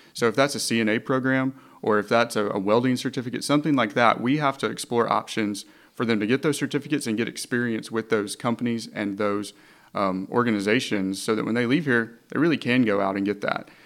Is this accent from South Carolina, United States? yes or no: no; Hot Springs, Arkansas, United States; I'm originally from Hot Springs and went to Fountain Lake, and then I went to Henderson.